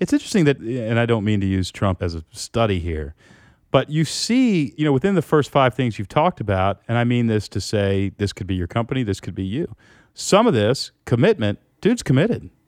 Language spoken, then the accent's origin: English; United States; for the first time in my life as an American